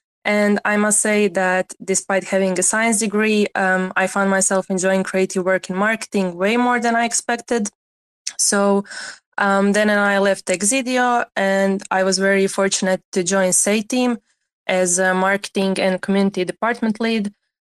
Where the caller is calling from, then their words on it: Croatia; English is a second language; So I'm speaking from Croatia. We got heat wave after heat wave here, so it was pretty fun.